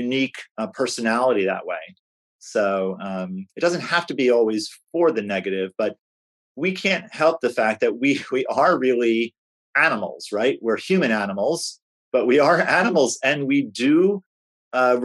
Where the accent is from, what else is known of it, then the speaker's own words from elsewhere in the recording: Northeast, United States; moved away; I grew up in the Northeast.